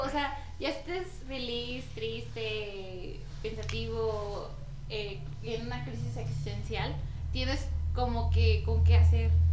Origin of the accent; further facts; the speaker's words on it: Paracho, Michoacán, Mexico; pues de Paracho